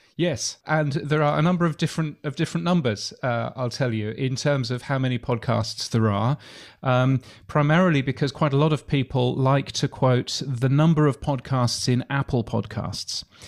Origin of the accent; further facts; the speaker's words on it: United Kingdom; accent: British; now in Australia; I, I am a Brit. So as you can tell from my aloof British accent